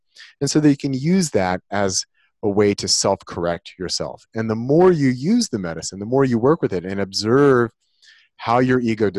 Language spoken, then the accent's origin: English; Santa Cruz, California, United States; I grew up in Santa Cruz, California during the summers, and they have a big wooden roller coaster there.